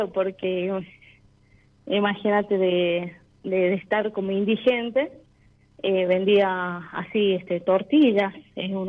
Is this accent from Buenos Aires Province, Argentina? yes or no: no; La Rioja, Argentina; Eh, soy de La Rioja, capital.